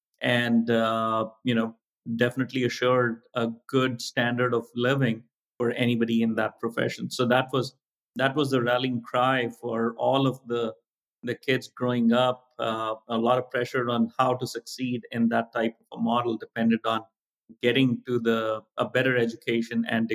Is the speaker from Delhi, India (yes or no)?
yes; Delhi, India; As I was growing up, it was, before India went through its wave of opening up the markets to international players and companies.